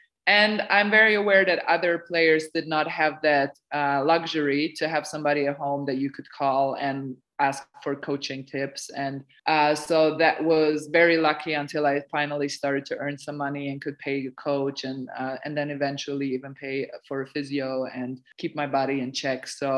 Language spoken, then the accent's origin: English; Serbia; But Anna knew me because we're both like I'm originally from Serbia.